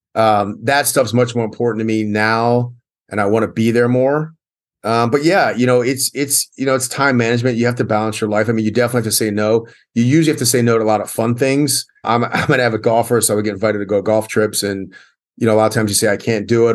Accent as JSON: {"language": "English", "town": "Columbia", "region": "Maryland", "country": "United States", "tie": "born or raised there", "said": "I grew up in Columbia, Maryland, which is a great place to grow up"}